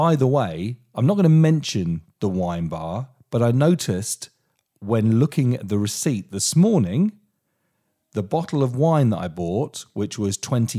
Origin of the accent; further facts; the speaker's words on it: Portsmouth, South East England, United Kingdom; I'm a boy from Portsmouth, from a council house that's travelled all the way around the country.